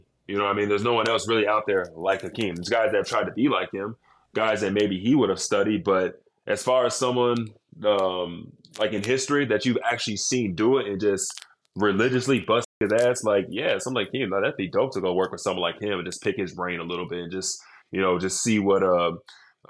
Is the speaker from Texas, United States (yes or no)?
yes; Dallas, Texas, United States; I grew up in Dallas